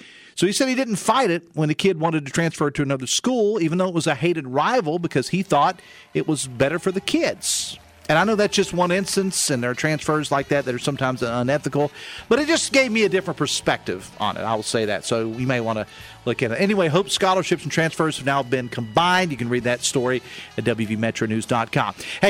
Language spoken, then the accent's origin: English; Logan County, West Virginia, United States; I'm from Logan County. We invented it down there.